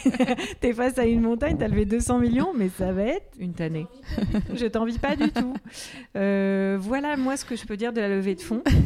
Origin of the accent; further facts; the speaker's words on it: Manche, Normandy, France; also born or lived in Madagascar / Paris; now in Nantes, France; j'ai grandi dans la Manche